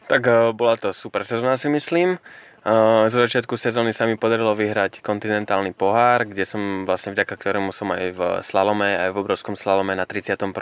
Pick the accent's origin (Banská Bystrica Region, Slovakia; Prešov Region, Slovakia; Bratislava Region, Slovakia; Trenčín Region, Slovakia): Prešov Region, Slovakia; Starý Smokovec; ja som priamo zo Starého Smokovca